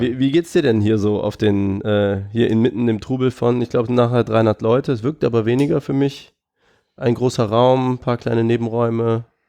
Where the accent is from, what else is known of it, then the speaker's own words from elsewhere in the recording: Aachen, North Rhine-Westphalia, Germany; ich komme ja aus Aachen